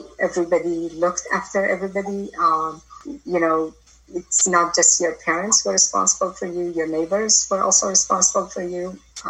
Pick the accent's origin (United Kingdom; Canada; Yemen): Yemen; Sana'a, Amanat Al Asimah; also born or lived in Rada, Yemen / Aden, Yemen; now in United States; I was born in Rada, which is a small town outside of Sana'a, about 150 kilometers south of Sana'a. From there, we went to Aden, where I attended school up to third grade and then moved back to Sana'a from fourth grade onwards.